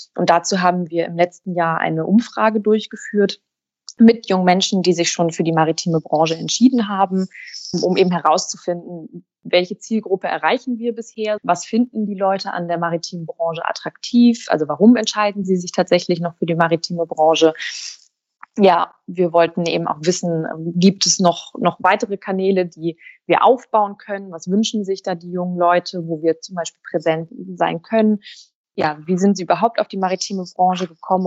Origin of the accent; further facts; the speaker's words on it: Hamburg, Germany; Ich bin tatsächlich gebürtige Hamburgerin, eine waschechte Hanseatin, bin hier geboren und aufgewachsen